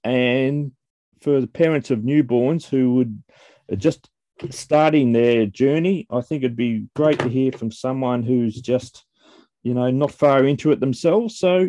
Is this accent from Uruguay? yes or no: no; Melbourne, Victoria, Australia; Melbourne, Victoria, my hometown